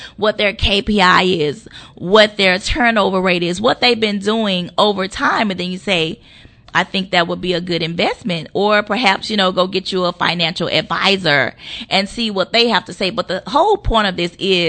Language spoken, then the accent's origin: English; Monroe, Louisiana, United States; I'm from a small town called Monroe, Louisiana. I grew up on the South Side